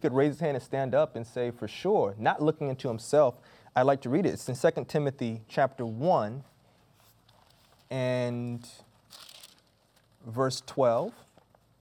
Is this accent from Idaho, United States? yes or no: no; Florida, United States; Growing up in Florida, we knew seasonally hurricanes were going to come